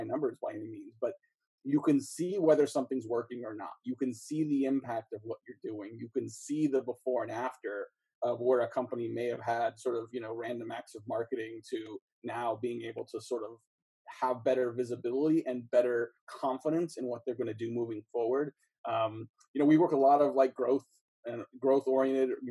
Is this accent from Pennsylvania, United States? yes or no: no; East Bay, Bay Area, Northern California, United States; a mom and pop grocery store where I grew up in the East Bay, Bay Area, Northern California